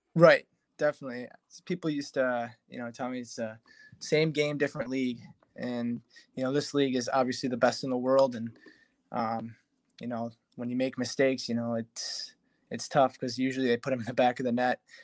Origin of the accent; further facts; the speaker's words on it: Detroit, Michigan, United States; happening in my hometown you know all my family